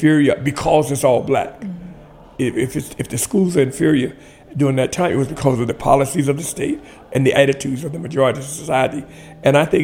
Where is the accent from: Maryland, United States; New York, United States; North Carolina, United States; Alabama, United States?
Alabama, United States; Tuskegee; also born or lived in Columbus, Georgia; now in Washington, D.C., United States; I was raised mostly in Tuskegee, Alabama